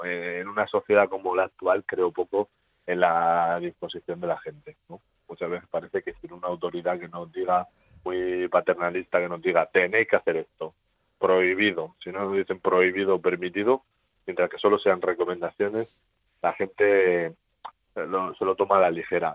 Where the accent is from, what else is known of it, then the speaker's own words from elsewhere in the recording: Spain; somos los españoles